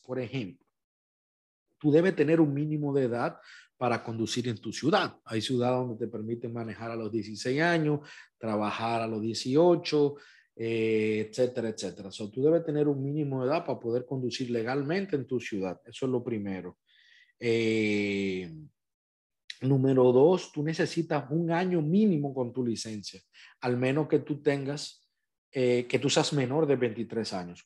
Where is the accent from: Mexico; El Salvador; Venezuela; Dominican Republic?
Dominican Republic; now in United States; mi país, República Dominicana